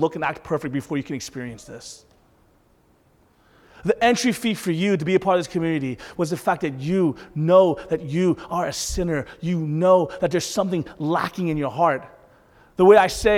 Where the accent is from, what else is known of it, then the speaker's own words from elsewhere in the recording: the South, United States; Growing up in the South, being a minority in the South